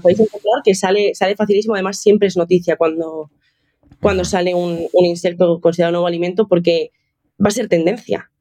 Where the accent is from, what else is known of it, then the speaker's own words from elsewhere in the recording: Toledo, Castilla-La Mancha, Spain; moved away as an adult; also born or lived in Seville; now in Madrid, Spain; Yo estaba en Sevilla en ese momento, pero soy de Toledo